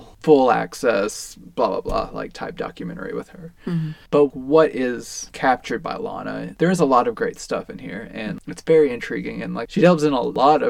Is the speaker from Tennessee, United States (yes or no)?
yes; Tennessee, United States; we're from Tennessee